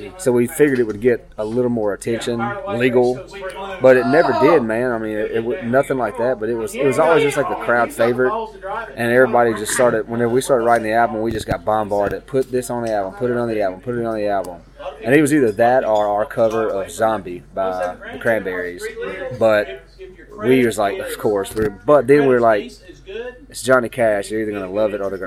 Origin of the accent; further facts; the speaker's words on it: Mississippi, United States; We're from Mississippi. We're Southern boys